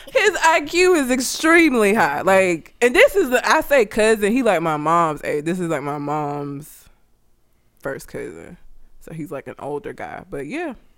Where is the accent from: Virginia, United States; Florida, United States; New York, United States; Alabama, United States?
Alabama, United States; Talladega; I'm from Talladega. The shit is this big. It's tiny